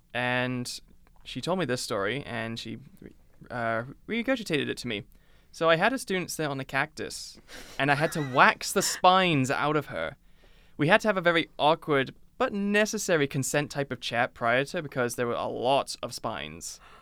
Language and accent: English; United Kingdom